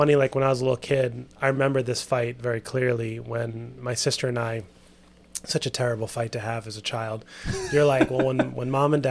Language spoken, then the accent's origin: English; New York City, New York, United States; also born or lived in Westchester, New York / Savannah, Georgia; But I've lived in New York my whole life pretty much, except for going to school at SCAD. But so I grew up in New York, was very fortunate to have a creative family